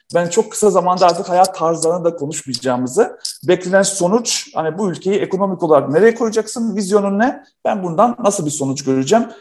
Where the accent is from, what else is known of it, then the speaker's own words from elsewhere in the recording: North Macedonia; now in Turkey; Artık olmayan bir ülkenin evladıyım. Yugoslavya'da doğdum